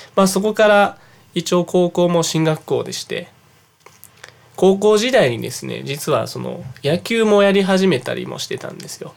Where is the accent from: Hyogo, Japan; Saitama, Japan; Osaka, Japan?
Hyogo, Japan; Yabu; 兵庫県出身なのは間違いないですけど、